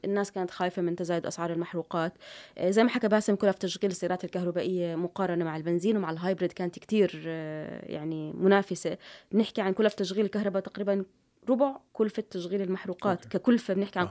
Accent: Jordan; إحنا كسوق أردني

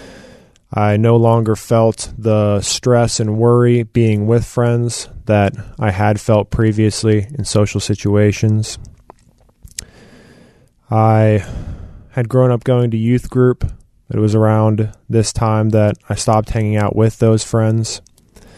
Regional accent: Marietta, Georgia, United States; I was born in Marietta, Georgia, to two loving parents. Grew up with a younger sister and two younger brothers in the house

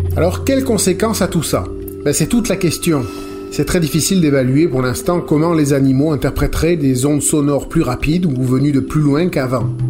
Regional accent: Saint Lawrence, Quebec, Canada; chez nous, dans le Saint-Laurent

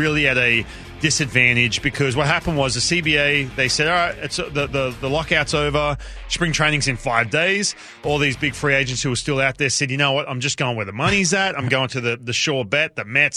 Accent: Newcastle, New South Wales, Australia; moved away; Parramatta Eels was my team as a kid, but I grew up in Newcastle

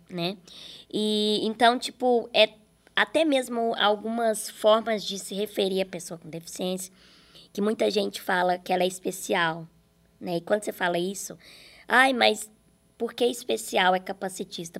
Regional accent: Araxá, Minas Gerais, Brazil; moved away; quando eu vou para Araxá, Minas Gerais, é onde eu consigo viver mais, assim. Porque ali as pessoas me conhecem, mas é de onde eu nasci

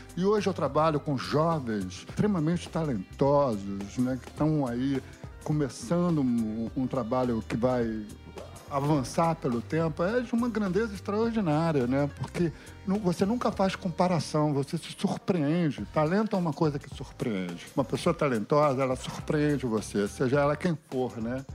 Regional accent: Rio de Janeiro, Brazil; Eu fui criado em bom sucesso

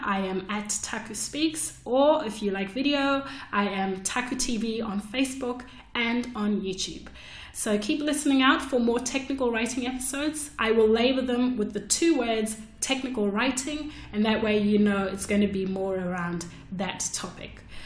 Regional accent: Zimbabwe; moved away as an adult; now in Melbourne, Australia; I came to Australia from Zimbabwe to study architecture.

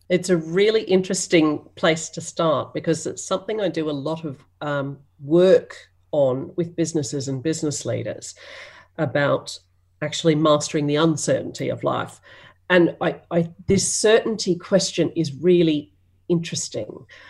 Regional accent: Australia

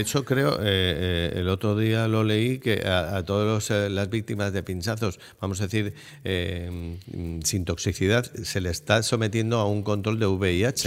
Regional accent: San Sebastián, Basque Country, Spain; yo soy muy donostiarra

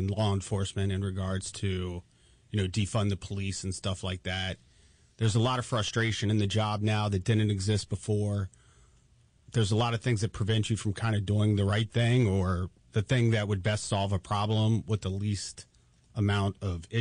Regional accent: Frederick, Maryland, United States; I'm originally from Frederick City, or the Frederick County area.

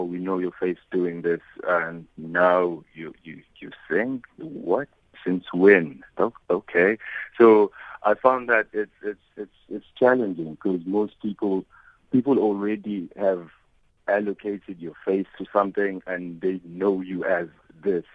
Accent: South Africa; We already don't have a striving industry as South African artists

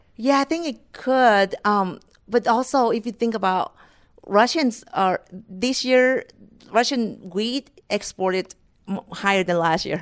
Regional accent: Thailand; moved away as an adult; now in United States; I was born and raised in Thailand

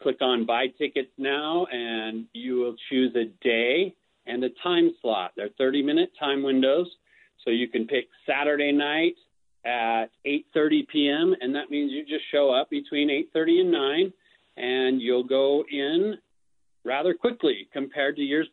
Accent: Salt Lake City, Utah, United States; I grew up in Salt Lake City, and I've lived here most of my life

